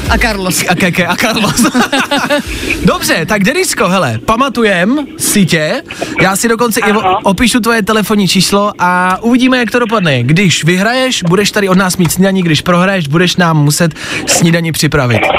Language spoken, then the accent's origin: Czech; Teplice, Ústí nad Labem Region, Czechia; z Teplic, ale často jezdím do Prahy.